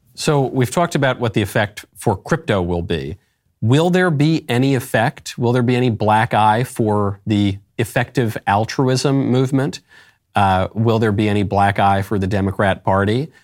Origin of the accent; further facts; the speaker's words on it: New York, United States; a New Yorker